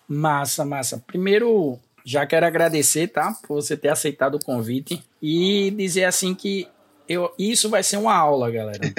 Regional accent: Recife, Pernambuco, Brazil; moved away as an adult; also born or lived in Bomba do Hemetério, Recife; now in Caruaru, Brazil; É, nascido, criado lá no Alto Zé do Pinho, depois desci para Bomba do Metério e hoje tô em Caruaru

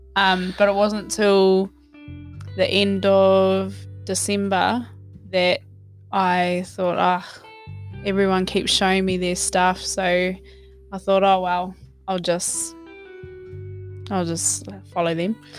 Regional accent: Hamilton, Waikato, New Zealand; moved away as an adult; also born or lived in Wellington, New Zealand; now in Australia; I was born in Wellington, New Zealand grew up in Hamilton and stayed there until I moved here in about oh about four years ago

